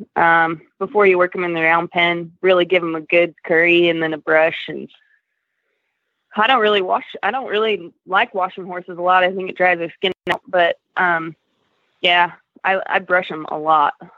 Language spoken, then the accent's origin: English; Reno, Nevada, United States; moved away as an adult; also born or lived in Colorado; originally, I'm from Reno, Nevada.